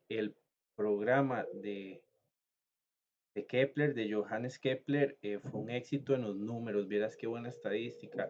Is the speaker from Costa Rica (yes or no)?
yes; Costa Rica; yo soy costarricense